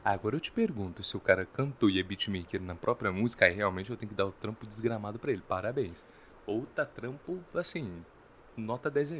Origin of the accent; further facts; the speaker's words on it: Brazil; nós somos brasileiros